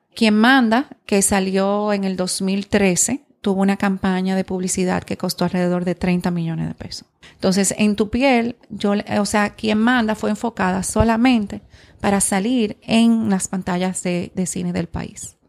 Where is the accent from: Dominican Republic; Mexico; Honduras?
Dominican Republic